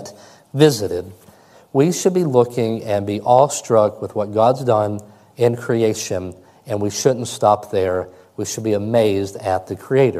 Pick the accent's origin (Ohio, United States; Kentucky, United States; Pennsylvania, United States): Kentucky, United States; I'm from Kentucky